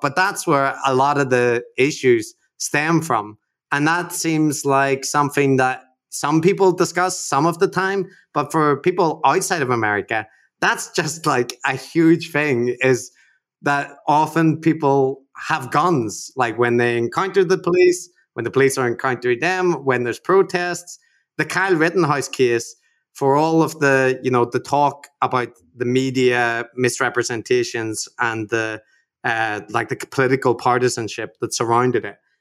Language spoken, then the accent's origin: English; Belfast, Northern Ireland, United Kingdom; growing up in, in Belfast during the Troubles